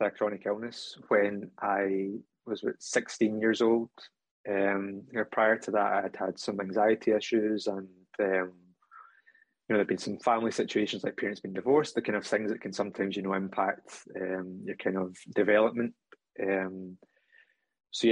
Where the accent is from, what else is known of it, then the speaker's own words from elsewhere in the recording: Scotland, United Kingdom; accent: Scottish; in case you can't tell from the accent, I am from Scotland